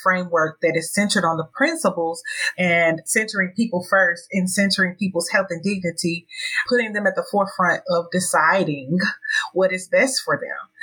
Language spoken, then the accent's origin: English; Tennessee, United States; I'm from Tennessee